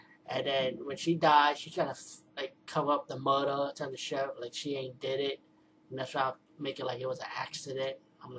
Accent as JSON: {"language": "English", "town": "Bronx", "region": "New York", "country": "United States", "said": "I'm from the Bronx, trust me, I see a lot of crazy people, especially crazy old women looking like this."}